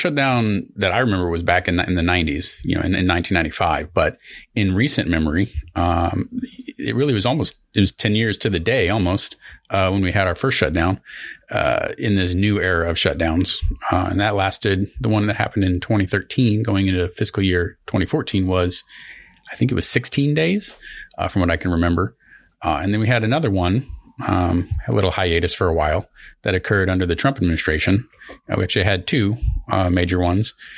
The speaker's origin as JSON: {"language": "English", "region": "Southern Missouri", "country": "United States", "said": "I'm from Southern Missouri"}